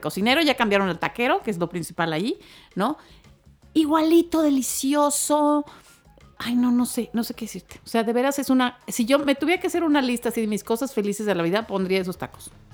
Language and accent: Spanish; Mexicali, Baja California, Mexico; moved away; crecí con eso, con los años que viví de niña en Mexicali